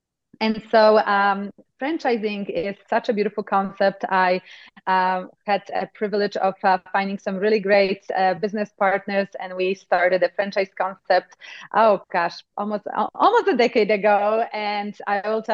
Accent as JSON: {"language": "English", "country": "Poland", "tie": "born or raised there", "accent": "Eastern Europe", "moved": "yes", "lives_now": "United States", "said": "I come actually from Poland. So if you were thinking this is an Eastern Texas accent, you were close, but not quite. It's Eastern Europe. And I grew up in times of communism."}